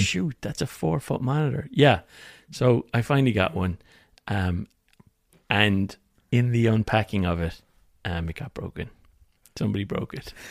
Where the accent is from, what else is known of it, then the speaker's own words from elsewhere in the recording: Ireland; as an Irish